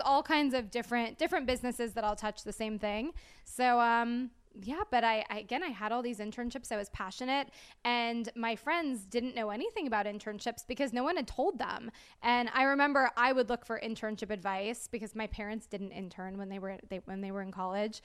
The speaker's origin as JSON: {"language": "English", "town": "Clearwater", "region": "Florida", "country": "United States", "also_born_or_lived": "Orlando, Florida / Tallahassee, Florida", "moved": "as an adult", "said": "I'm originally from Clear, Clearwater"}